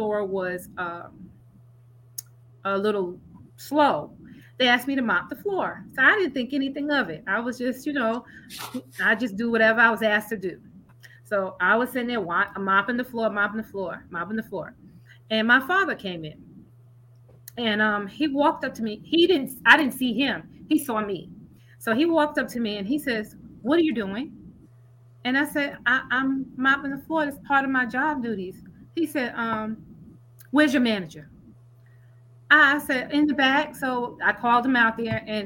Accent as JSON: {"language": "English", "region": "New York", "country": "United States", "tie": "born or raised there", "said": "I was born and raised in New York"}